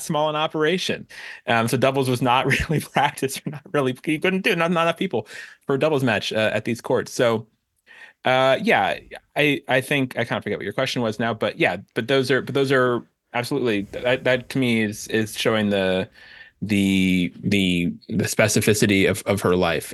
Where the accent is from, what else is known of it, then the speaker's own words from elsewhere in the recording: Miami Beach, Florida, United States; I grew up in Miami Beach